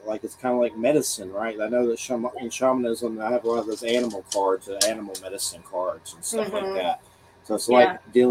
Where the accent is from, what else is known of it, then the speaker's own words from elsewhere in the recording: Georgia, United States; I'm from Georgia